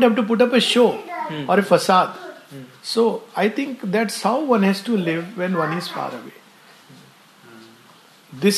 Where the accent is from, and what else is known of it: India